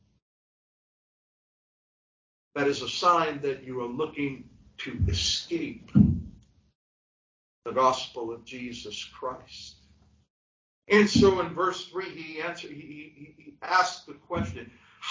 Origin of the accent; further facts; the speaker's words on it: New York City, New York, United States; I grew up in New York City. I grew up in Brooklyn, New York.